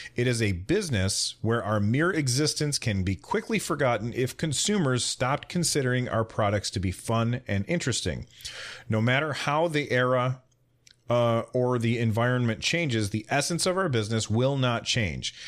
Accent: United States; I'm an American

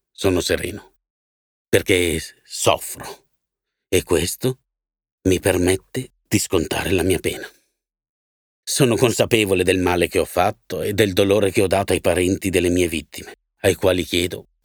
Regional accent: Palermo, Sicily, Italy; born there; sono nato a Palermo il 5 febbraio del 1940.

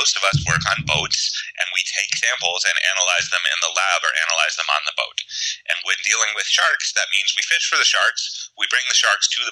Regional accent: Pittsburgh, Pennsylvania, United States; I grew up in Pittsburgh, pretty far from the ocean

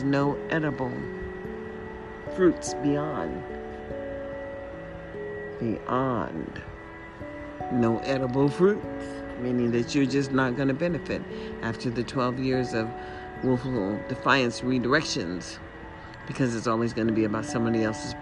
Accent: United States; also born or lived in Nevada; we are still an American and only American, because we don't know our heritage

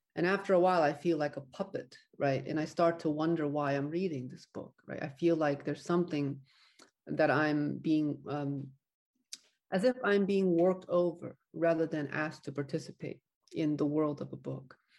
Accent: United States; an American novelist

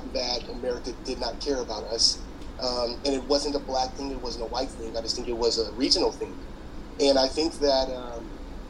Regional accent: Louisiana, United States; moved away as an adult; also born or lived in Baton Rouge; now in Los Angeles, United States; I'm from Louisiana.

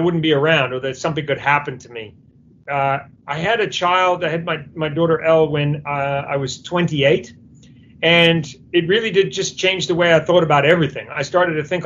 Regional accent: New Zealand; moved away; I'm originally from New Zealand.

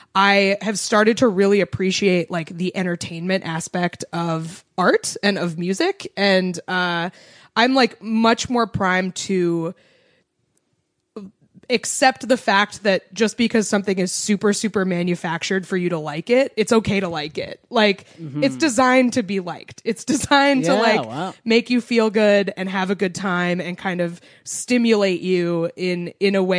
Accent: New England, United States; I grew up in New England.

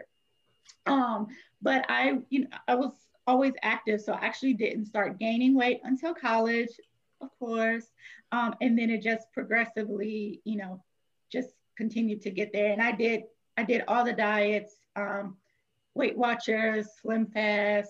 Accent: Virginia, United States; moved away as an adult; now in New Orleans, United States; we're originally from Virginia. And then I took on a new role with my job in New Orleans. So we moved to New Orleans

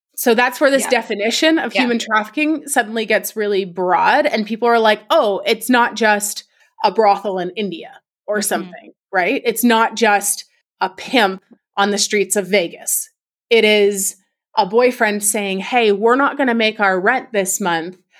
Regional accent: Canada; I'm from Canada

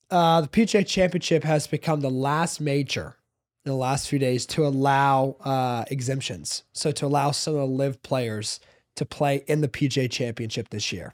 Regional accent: South Hope, Virginia, United States; I grew up in South Hope, Virginia

